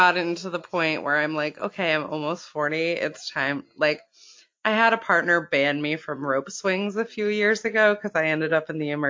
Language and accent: English; Florida, United States; moved away; also born or lived in Maine; Florida shaped my adolescence.